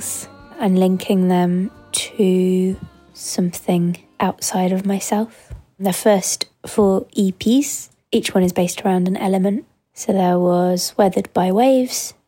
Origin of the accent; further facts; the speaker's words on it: North York Moors, Yorkshire and the Humber, United Kingdom; moved away as an adult; now in Bristol, United Kingdom; I grew up in the North York Moors and I was very lucky that there was an amazing venue in the Dale that I grew up in called the Band Room